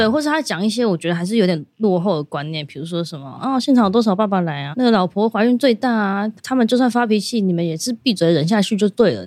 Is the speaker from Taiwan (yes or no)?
yes; Taipei, Taiwan; also born or lived in Shenkeng; 因为我们都是台北人